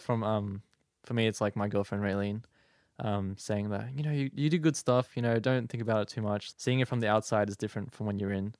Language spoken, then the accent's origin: English; Sydney, New South Wales, Australia; moved away as an adult; now in Strathfield, Australia; I grew up in the West. I went to school in Mountain View, next to Doonside Station